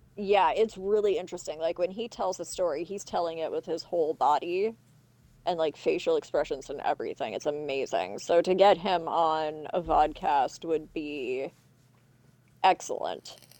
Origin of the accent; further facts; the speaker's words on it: Canada; for being too Canadian